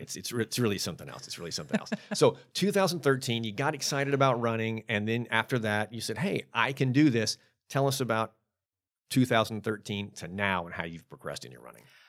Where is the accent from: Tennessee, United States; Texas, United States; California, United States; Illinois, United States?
Tennessee, United States; Memphis; I grew up in Memphis